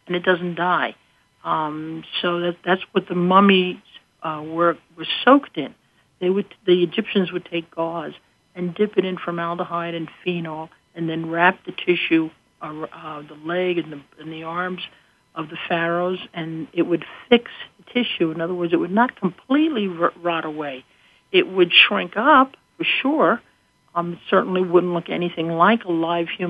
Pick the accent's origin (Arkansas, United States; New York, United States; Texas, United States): New York, United States; now in Scranton, United States; I come from New York, so I say gutta percha.